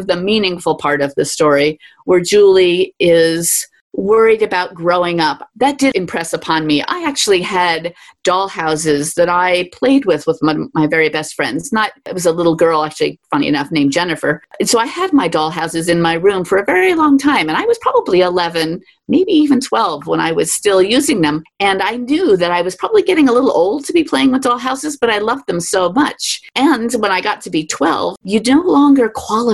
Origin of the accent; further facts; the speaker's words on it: New York City, New York, United States; growing up in Manhattan where you have to walk everywhere